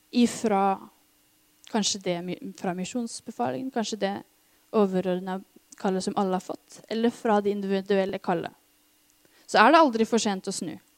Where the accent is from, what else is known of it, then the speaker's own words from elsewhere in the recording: Norway; oss som nordmenn